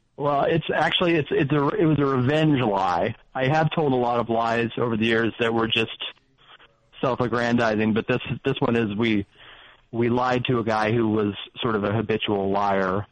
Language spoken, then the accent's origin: English; Nebraska, United States; now in Las Vegas, United States; I grew up in Nebraska